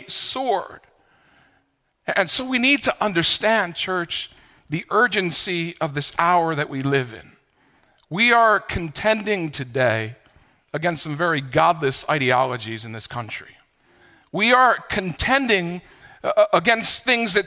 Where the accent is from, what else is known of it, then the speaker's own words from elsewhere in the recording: New York, United States; As a New Yorker